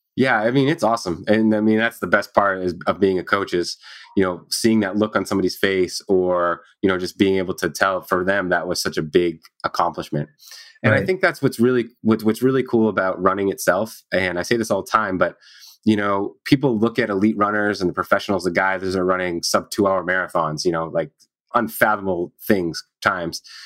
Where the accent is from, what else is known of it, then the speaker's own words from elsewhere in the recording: Maine, United States; I grew up in Maine, so kind of small state, small town.